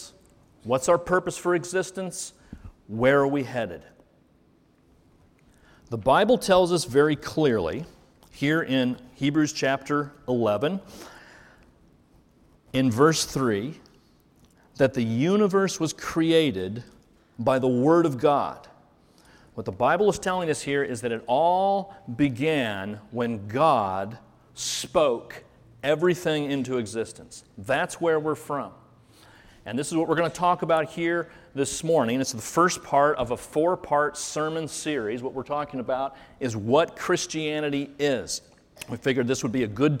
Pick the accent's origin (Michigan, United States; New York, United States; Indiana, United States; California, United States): Indiana, United States; Carmel; now in Muncie, United States; I actually grew up in Carmel, so spent a lot of years there